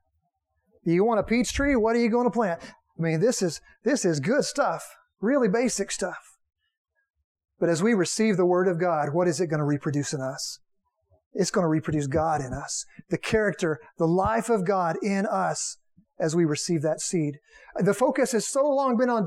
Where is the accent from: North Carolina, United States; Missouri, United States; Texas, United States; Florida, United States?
Texas, United States; I'm from Texas